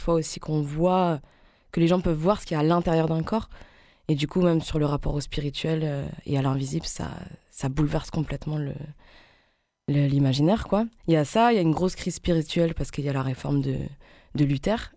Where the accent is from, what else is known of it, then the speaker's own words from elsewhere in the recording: Alsace, Grand Est, France; en tant que femme, en tant qu'Alsacienne